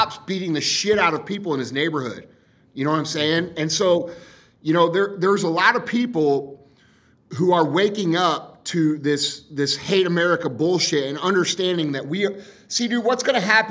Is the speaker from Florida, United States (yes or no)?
no; St. Louis, Missouri, United States; I'm from St. Louis